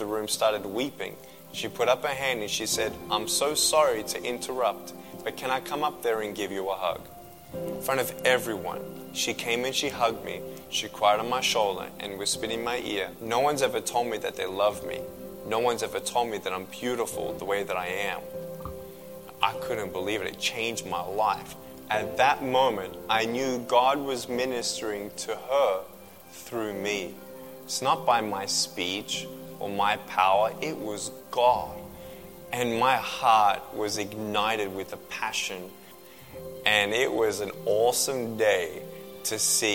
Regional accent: Melbourne, Victoria, Australia; I was born in Melbourne, Australia, 1982.

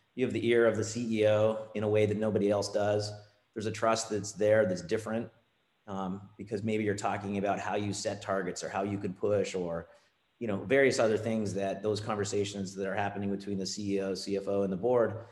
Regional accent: Ontario, Canada; moved away as an adult; also born or lived in California; Ontario is where I'm from. I'm Canadian

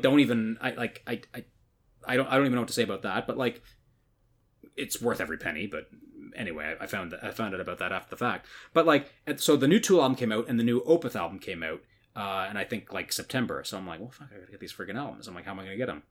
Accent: Newmarket, Ontario, Canada; my hometown, which is which is Newmarket, Ontario, which is where I grew up from when I was like kind of 14 onwards

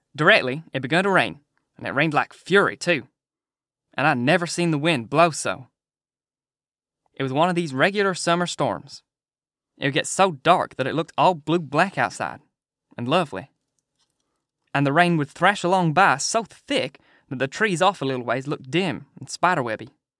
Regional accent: United Kingdom; being British

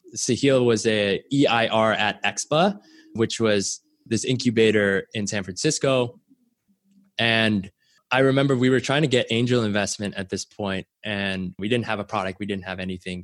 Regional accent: Canada; I was born in Canada, and my parents immigrated there when they were relatively young

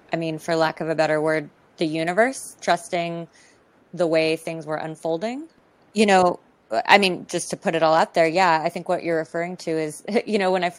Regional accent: California, United States; I'm from California

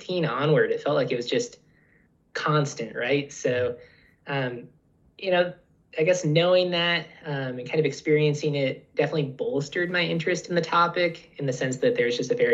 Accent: Pacific Northwest, United States; now in Utah, United States; a childhood of growing up, spending a lot of time outdoors, a lot of outdoor recreation, just kind of appreciating the mountains and rivers. I'm from the Pacific Northwest

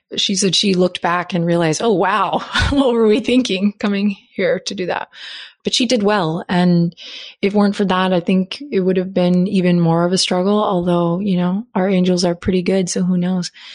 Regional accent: Austin, Texas, United States; here in my hometown now

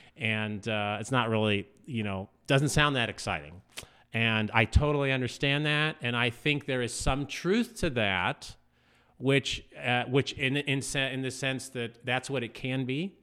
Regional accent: Southern California, United States; also born or lived in Indianapolis / East Coast / Texas; now in Fort Smith, United States; I'm originally from Southern California

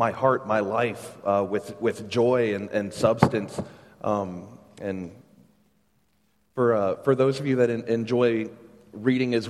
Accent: Ladson, South Carolina, United States; moved away as an adult; also born or lived in Charlotte, North Carolina; I grew up here in the Charleston area. I grew up out in Ladson, graduated from Stahl High School

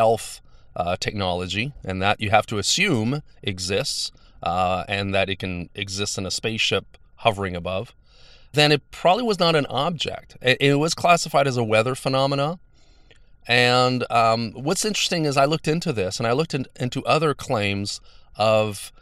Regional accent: Montreal, Quebec, Canada; I come from Montreal. I live near the airport.

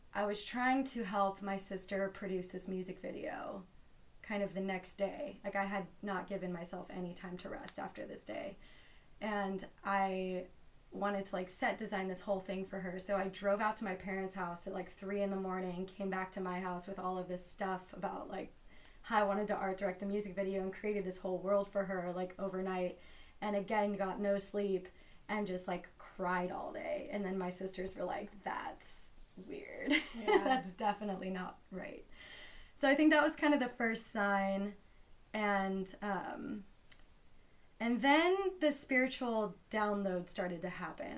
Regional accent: Los Angeles, California, United States; I am from Los Angeles

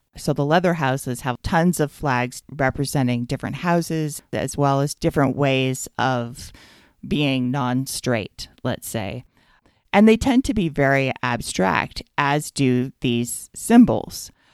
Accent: United States; as an American

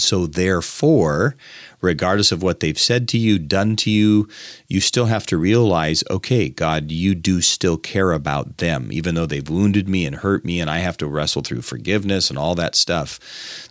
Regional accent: United States; as an American

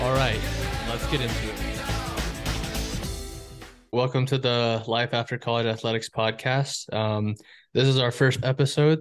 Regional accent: Windsor, Colorado, United States; moved away as an adult; also born or lived in Fort Collins, Colorado / Buffalo, New York; now in Seattle, United States; I was born in Fort Collins, Colorado, grew up in Windsor

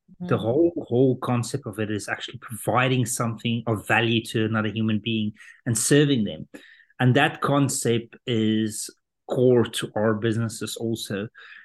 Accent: South Africa; moved away as an adult; also born or lived in London; I was born in South Africa and grew up there, had a German dad, Dutch mom

